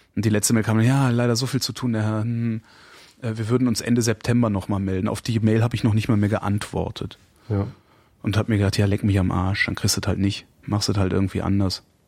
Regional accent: Erftstadt, North Rhine-Westphalia, Germany; Ich bin in dem Ort zur Schule gegangen, in der Hans-Martin Schleier, Ach. in dem Hans-Martin Schleier im Hochhaus äh, festgehalten wurde

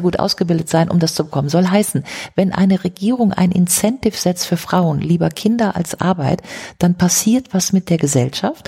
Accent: Grevenbroich, North Rhine-Westphalia, Germany; ich komme aus Grevenbruch, das ist gerade mal um die Ecke

